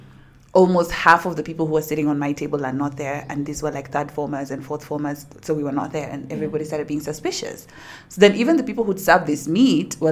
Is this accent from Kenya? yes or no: yes; Nairobi, Kenya; I'm from Nairobi, Kenya